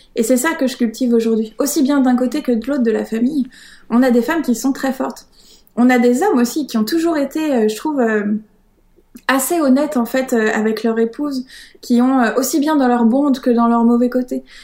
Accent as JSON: {"language": "French", "town": "Paris", "region": "Île-de-France", "country": "France", "tie": "born or raised there", "moved": "yes", "lives_now": "Brittany, France", "said": "je suis née à Paris"}